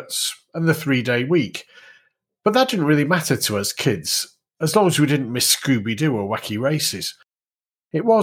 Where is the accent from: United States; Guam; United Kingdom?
United Kingdom; hometown of the Greenall Whitley brewery, North West England; my hometown brewery, Green or Whitley